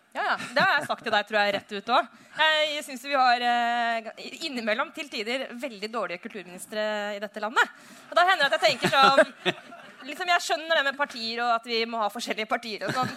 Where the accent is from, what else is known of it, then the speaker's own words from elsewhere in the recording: Oslo, Norway; hjemme i Oslo